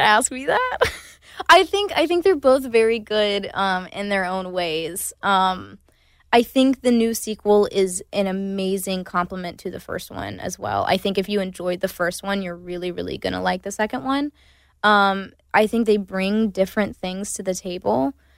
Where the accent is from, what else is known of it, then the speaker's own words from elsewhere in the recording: Myrtle Beach, South Carolina, United States; moved away; I also grew up in my hometown. We didn't have theater